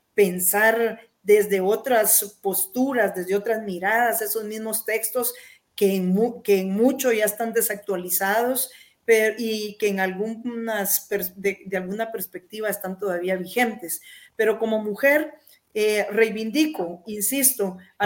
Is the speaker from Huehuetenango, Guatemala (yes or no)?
no; Jutiapa, Guatemala; mi pueblo natal, Jutiapa